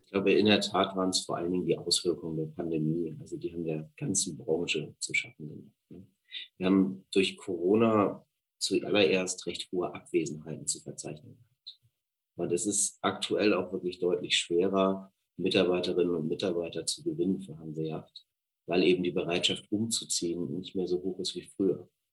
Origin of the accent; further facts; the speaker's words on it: Hamburg, Germany; moved away as an adult; also born or lived in France / United Kingdom / Liechtenstein / Scandinavia; Ich bin ursprünglich aus Hamburg und wohne da mit meiner Familie und meinen drei Kindern.